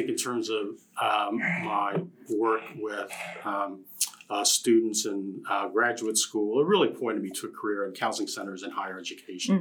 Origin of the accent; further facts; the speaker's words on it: Danville, Virginia, United States; also born or lived in Philippines / Boston; I consider hometown to be Danville, Virginia